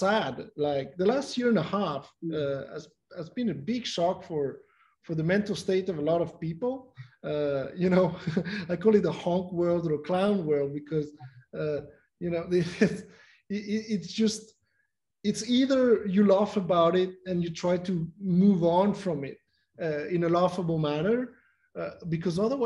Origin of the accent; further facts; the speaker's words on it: Mexico; I'm from Mexico